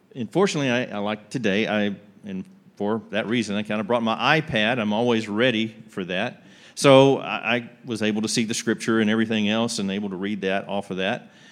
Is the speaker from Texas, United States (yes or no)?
yes; Yoakum, Texas, United States; I grew up outside Yoakum, Texas